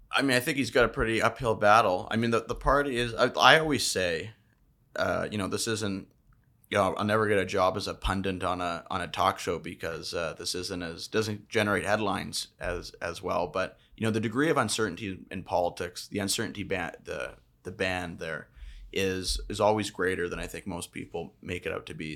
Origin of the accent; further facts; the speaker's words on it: British Columbia, Canada; as a British Columbian resident and taxpayer